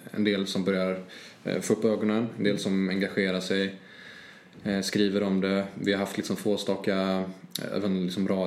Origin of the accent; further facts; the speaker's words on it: Trollhättan, Västra Götaland, Sweden; jag kommer ju från Trollhättan, jag kommer mm. från Skogsöden.